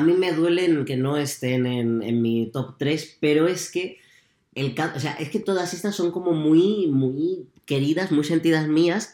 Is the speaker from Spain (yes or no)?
yes; Puertollano, Castilla-La Mancha, Spain; Porque somos manchegos.